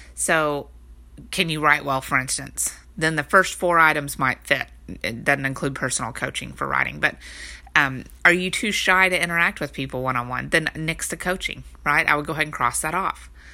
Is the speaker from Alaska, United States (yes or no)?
no; Texas, United States; I'm from Texas